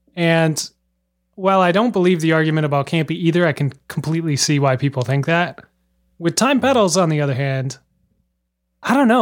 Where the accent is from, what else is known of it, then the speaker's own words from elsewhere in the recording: Minnesota, United States; now in Boston, United States; Growing up in Minnesota